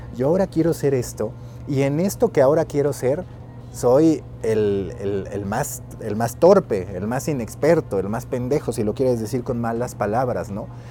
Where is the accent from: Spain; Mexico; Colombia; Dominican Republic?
Mexico